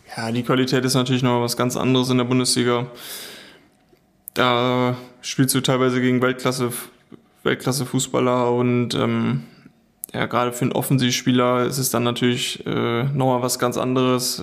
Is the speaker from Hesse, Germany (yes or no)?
no; the area around Schalke, North Rhine-Westphalia, Germany; ich komme ja aus der Ecke